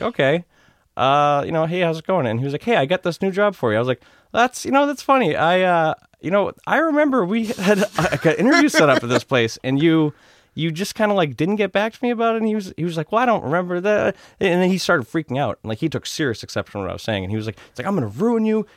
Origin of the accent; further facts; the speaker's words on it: Norwood, Massachusetts, United States; also born or lived in Walpole, Massachusetts; Grew up, uh, Norwood slash Walpole, Mass.